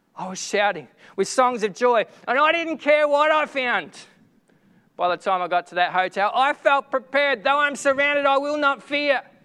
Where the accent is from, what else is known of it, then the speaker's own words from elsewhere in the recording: Echuca, Victoria, Australia; my hometown of Echuca